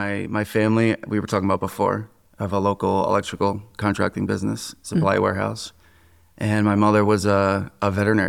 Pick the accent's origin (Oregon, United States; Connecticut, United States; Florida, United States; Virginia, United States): Connecticut, United States; New Fairfield; I grew up in New Fairfield, Connecticut. I went to New Fairfield High School.